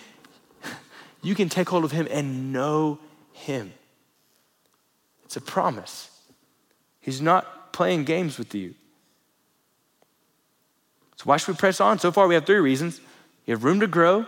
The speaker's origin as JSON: {"language": "English", "region": "Florida", "country": "United States", "tie": "born or raised there", "moved": "yes", "lives_now": "Lubbock, United States", "said": "Growing up in Florida"}